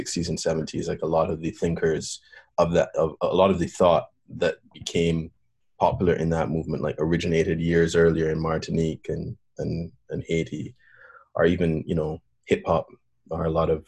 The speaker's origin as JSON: {"language": "English", "country": "Barbados", "tie": "born or raised there", "also_born_or_lived": "Canada", "moved": "yes", "said": "I was born in Canada, grew up in Barbados"}